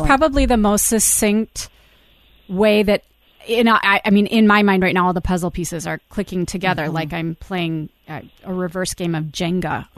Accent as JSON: {"language": "English", "region": "Iowa", "country": "United States", "tie": "born or raised there", "said": "my home state of Iowa"}